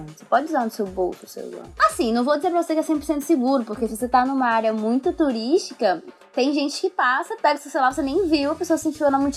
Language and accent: Portuguese; Brazil; moved away; com pessoas aqui, pergunto de onde eu sou e tal, sempre me perguntam por que eu saí do Brasil, né?